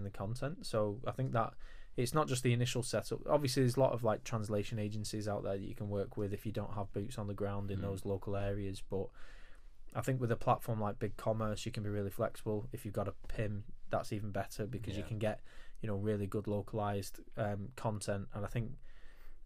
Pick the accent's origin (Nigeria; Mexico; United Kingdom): United Kingdom; as British people, we're not all as multilingual